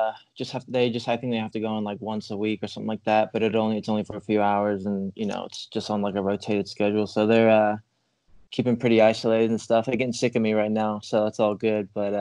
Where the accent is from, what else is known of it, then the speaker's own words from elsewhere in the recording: England, United Kingdom; also born or lived in United States; now in Ireland; I did, like, primary and secondary school in England. So, yeah, just wherever I'm at the longest is my accent will start to change. The longer I'm here, my accent will become English. And then if I went back to America, it'll slowly become American.